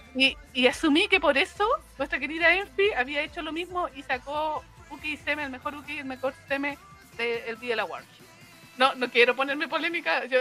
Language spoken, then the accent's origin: Spanish; Chile; nosotros hablemos como chilenos